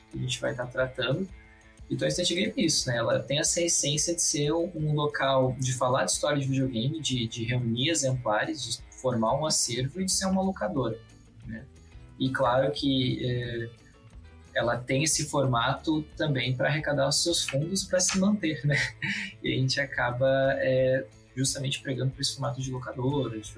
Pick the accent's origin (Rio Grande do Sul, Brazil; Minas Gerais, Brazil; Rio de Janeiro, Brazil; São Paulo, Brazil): Rio Grande do Sul, Brazil; Rio Grande; moved away as an adult; now in Santa Maria, Brazil; eu sou natural de Rio Grande, né? Vivi minha vida toda lá, fiz a graduação uh, ah, de História Bacharelado, né? uns quatro anos lá. E em 2020 eu vim para Santa Maria